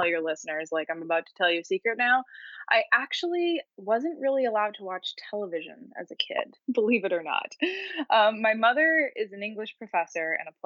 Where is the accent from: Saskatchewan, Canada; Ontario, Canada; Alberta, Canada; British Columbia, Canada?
Alberta, Canada; Edmonton; I'm from a place called Edmonton, which is a pretty isolated city in Canada. It's pretty far north. And I grew up there